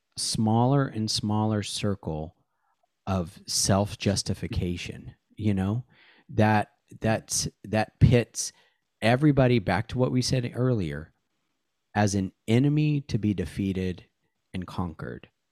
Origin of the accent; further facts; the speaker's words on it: Seattle, Washington, United States; moved away; I grew up in Seattle from nineteen eighty-seven through nineteen ninety-three